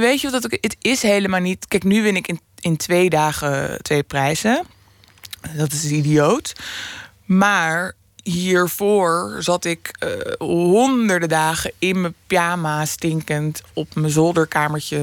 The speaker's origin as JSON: {"language": "Dutch", "town": "Amsterdam", "region": "North Holland", "country": "Netherlands", "tie": "born or raised there", "said": "ik woon in Noord maar ik kom er als kind, kom ik dus uit Oost."}